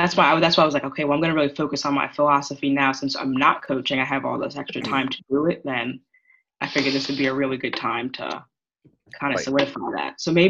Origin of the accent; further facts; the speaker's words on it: Long Island, New York, United States; I'm 25 and I was alive for 9/11 and I'm from New York. So I was on Long Island when this happened.